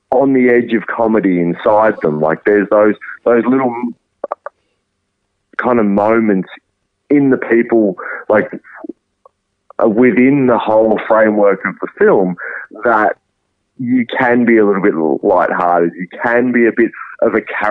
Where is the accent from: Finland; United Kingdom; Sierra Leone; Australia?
Australia; as Australians